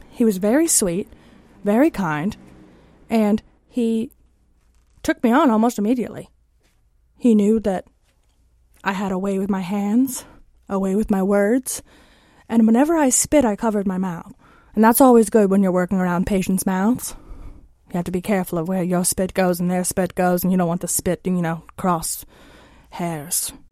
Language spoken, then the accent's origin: English; Warren, Connecticut, United States; moved away as an adult; now in Washington, United States; I'm originally from Warren, Connecticut. A uh, lovely little small town, not a lot of people, less than 2,000, I believe. Um, that's where I grew up.